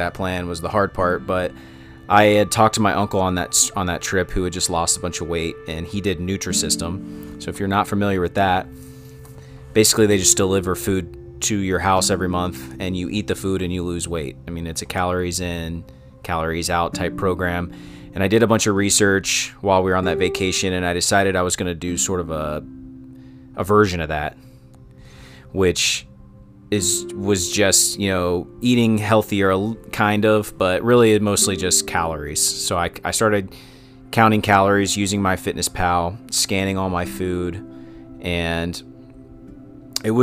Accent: Cincinnati, Ohio, United States; I was born in Cincinnati, Ohio, and I still live on the east side where I grew up

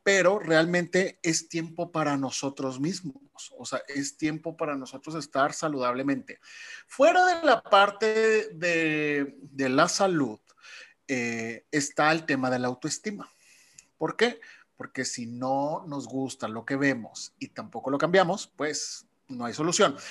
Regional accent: Mexico; como buenos mexicanos

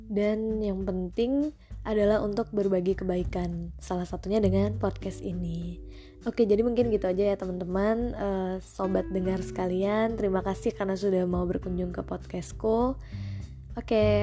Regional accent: Baturaja, South Sumatra, Indonesia; born there; aku lahir di Batu Raja tahun 96.

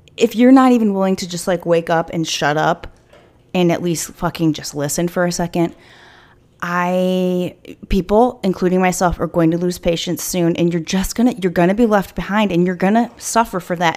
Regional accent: United States; as an American

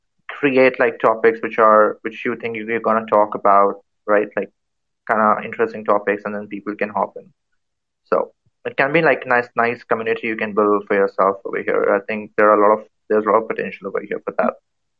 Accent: India; I'm from India

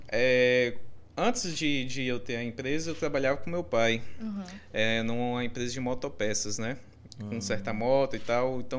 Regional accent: Brumado, Bahia, Brazil; moved away; also born or lived in Porto Seguro; eu, eu sou de Brumado, do De interior.

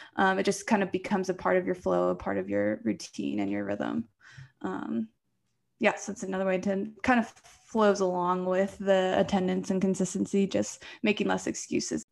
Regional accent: Poquoson, Virginia, United States; moved away as an adult; now in Colorado, United States; I came from the East Coast of Virginia. So, um, I think Pacosa, where I'm from, is maybe below sea level

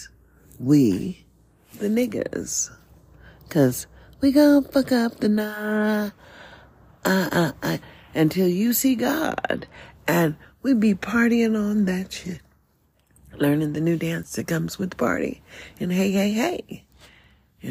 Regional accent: United States; also born or lived in Nevada; as an American born in the USA, and that's just real, I have no other land to belong to.

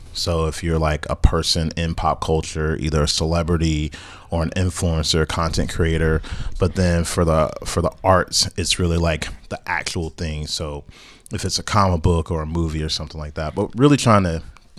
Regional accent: Greensboro, North Carolina, United States; I'm from North Carolina, so shout out to A&T and Bennett, because those are the colleges that were literally... in my neighborhood growing up as a kid, we would go on A&T's campus.

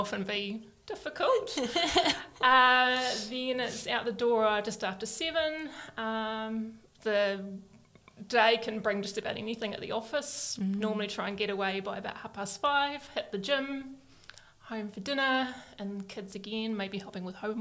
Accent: New Zealand; being a Kiwi, you know, we are a cool bunch of people. I'm very proud to be a Kiwi

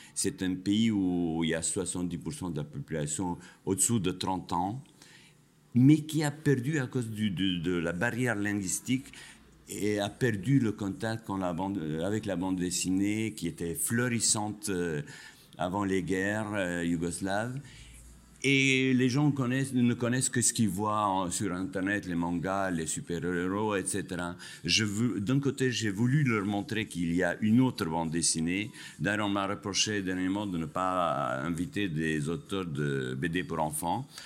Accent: Kosovo; also born or lived in France; now in Spain; je suis kosovar d'origine, je suis euh, français d'adoption, je suis espagnol de résidence

